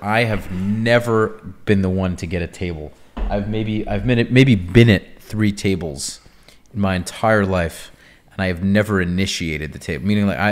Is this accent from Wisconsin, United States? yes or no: no; New York, United States; now in Florida, United States; I grew up in New York and I still have that attitude.